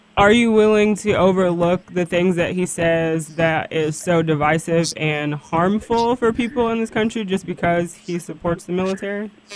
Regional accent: United States; I'm an American

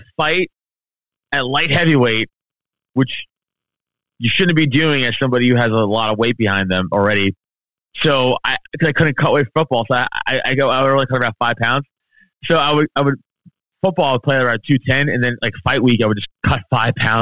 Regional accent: New York City, New York, United States; growing up in Staten Island, New York, a very Italian, Irish place for most part

